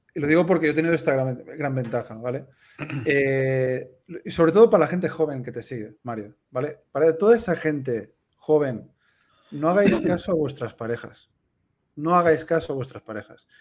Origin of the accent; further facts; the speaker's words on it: Tarragona, Catalonia, Spain; moved away as an adult; also born or lived in United States / Peru / Madrid / Valls; now in Andorra; Yo soy de Tarragona